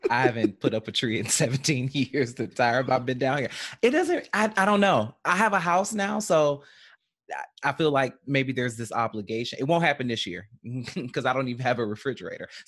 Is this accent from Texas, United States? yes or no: no; Detroit, Michigan, United States; now in Atlanta, United States; I'm originally from Detroit, but I've been in Atlanta so long that when I go home, they tell me I sound country.